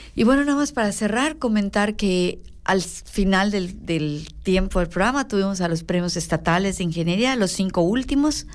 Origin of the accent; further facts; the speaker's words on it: Mexico; also born or lived in Yucatán; como buenos mexicanos